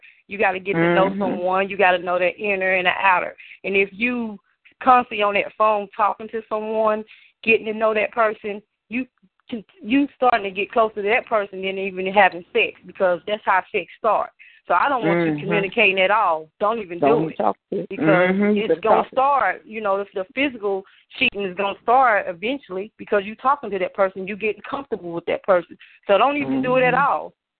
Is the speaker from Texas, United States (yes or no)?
no; Chicago, Illinois, United States; now in Knoxville, United States